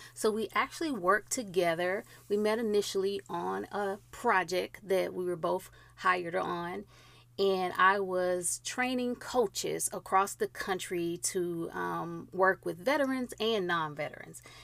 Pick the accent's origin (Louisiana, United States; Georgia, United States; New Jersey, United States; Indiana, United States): Georgia, United States; the great state of Georgia, my home state